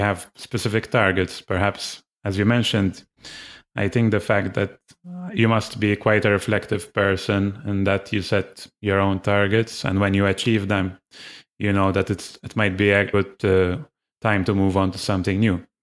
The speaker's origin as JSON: {"language": "English", "country": "Malta", "said": "I'm from Malta."}